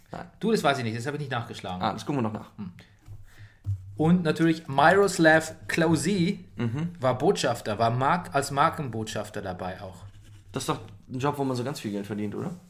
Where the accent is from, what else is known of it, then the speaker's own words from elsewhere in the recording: Italy; ich bin Italiener, ich bin nicht ansatzweise die Braun wie du.